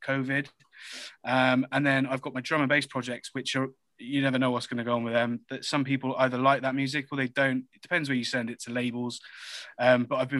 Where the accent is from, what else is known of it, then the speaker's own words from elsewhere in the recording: Reading, South East England, United Kingdom; I was born in Reading